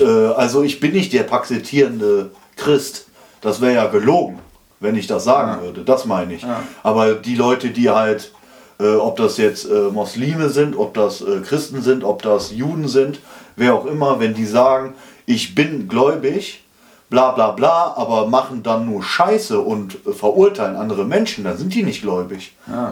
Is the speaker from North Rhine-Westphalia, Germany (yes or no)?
yes; Schmallenberg, North Rhine-Westphalia, Germany; das war meine Heimat